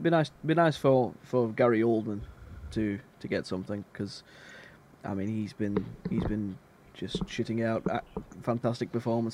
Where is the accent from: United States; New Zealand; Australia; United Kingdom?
United Kingdom; It works for us being British, growing up, hearing about these stories and stuff like that.